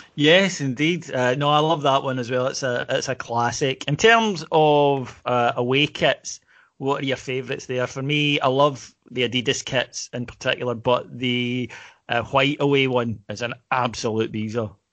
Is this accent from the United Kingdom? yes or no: yes; Kilwinning, Scotland, United Kingdom; I was from Kilwinning, and nobody else was of another faith or denomination